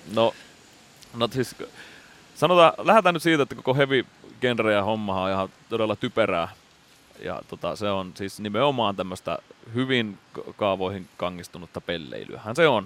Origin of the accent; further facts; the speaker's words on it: Lemi, South Karelia, Finland; moved away; meillä Lemillä, eli siellä pienellä maalaispaikkakunnalla, mistä nyt sitten ponnistettiin